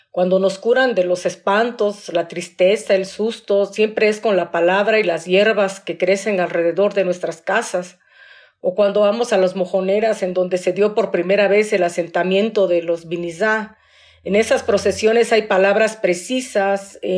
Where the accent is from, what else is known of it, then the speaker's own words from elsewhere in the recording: Juchitán, Oaxaca, Mexico; born there; Nací en Juchitán, Oaxaca. Hablo y escribo en lengua nube.